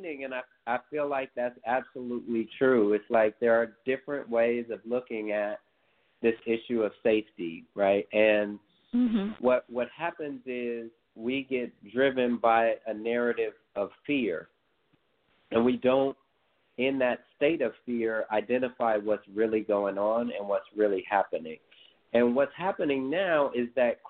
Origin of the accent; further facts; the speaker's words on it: Oakland, California, United States; growing up in East Oakland